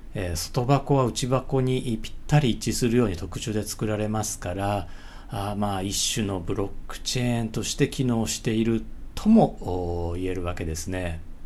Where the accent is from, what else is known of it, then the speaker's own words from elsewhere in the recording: Tsutsumigaoka, Uguisunomori, Manganji, Hyogo, Japan; moved away; also born or lived in Osaka; これ僕の地元でもあって